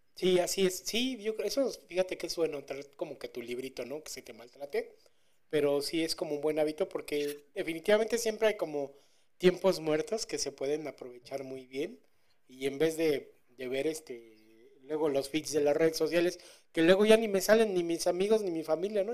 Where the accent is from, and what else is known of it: Mexico